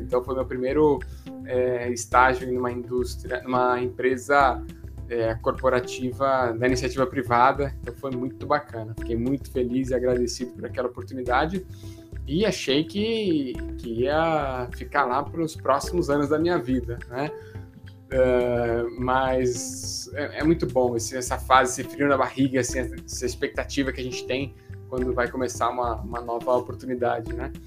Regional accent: Santos, São Paulo, Brazil; moved away as an adult; Eu sou de Santos aqui e para mim era muito novidade morar em São Paulo

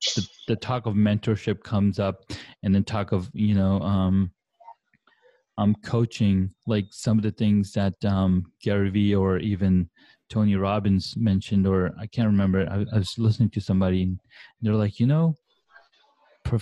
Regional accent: Saudi Arabia; I grew up in Saudi Arabia

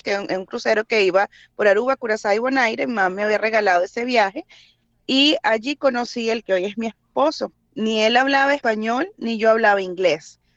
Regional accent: Venezuela; moved away as an adult; now in United States

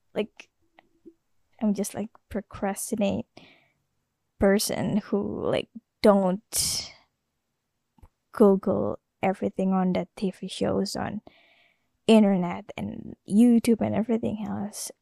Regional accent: Jakarta, Indonesia; first language Indonesian; English is a second language; I was born in Jakarta

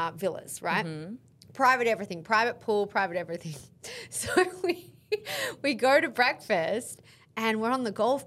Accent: Australia; I'm Australian

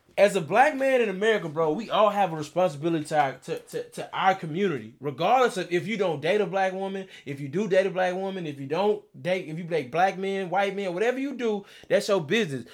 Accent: Beaumont, Texas, United States; I grew up in Beaumont. I grew up fifteen minutes from Vida, Texas

